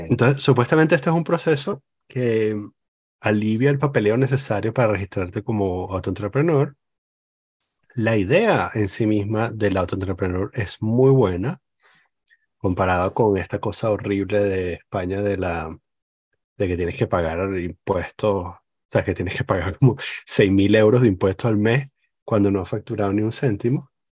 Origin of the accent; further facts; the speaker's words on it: Venezuela; now in Lyon, France; crecí en Venezuela